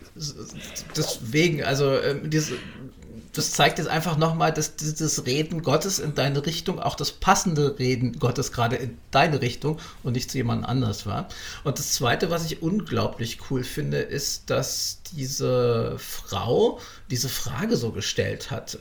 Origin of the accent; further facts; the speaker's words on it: Berlin, Germany; für mich als Urberliner